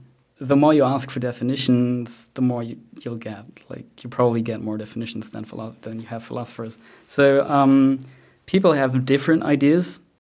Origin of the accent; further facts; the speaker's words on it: Bavaria, Germany; So I grew up in Bavaria, and sometimes my inner speech is Bavarian, although I do not have that accent at all.